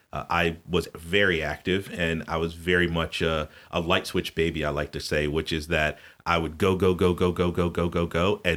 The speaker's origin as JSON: {"language": "English", "region": "Connecticut", "country": "United States", "tie": "born there", "also_born_or_lived": "South", "said": "though I was born in Connecticut, I have lived in the South. I figured it out not too long ago. I've lived in the South a lot more and a lot longer than I did live in the North"}